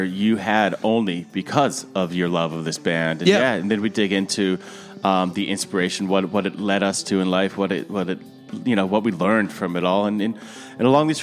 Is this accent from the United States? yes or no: yes; New England, United States; I was from New England